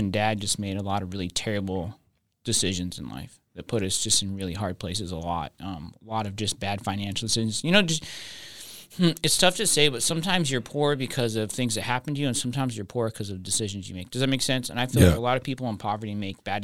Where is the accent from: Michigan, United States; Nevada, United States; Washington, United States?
Nevada, United States; Reno; moved away; I grew up in Reno, Nevada, the beautiful city of Reno, Nevada.